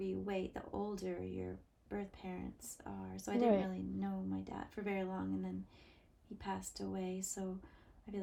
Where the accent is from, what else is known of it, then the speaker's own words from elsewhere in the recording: Montreal, Quebec, Canada; the agency that I was born through in Montreal.